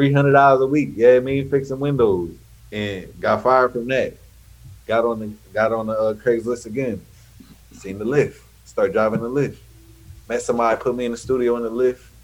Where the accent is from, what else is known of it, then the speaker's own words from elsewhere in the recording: Delaware, United States; moved away as an adult; also born or lived in Long Island, New York; now in Atlanta, United States; moved to Delaware when I was 5, raised in Delaware.